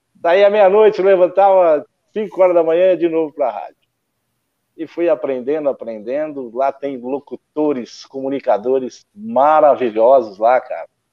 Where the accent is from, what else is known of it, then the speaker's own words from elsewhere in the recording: Assis, São Paulo, Brazil; moved away; eu sou de Assis, meu conterrâneo Sérgio Boca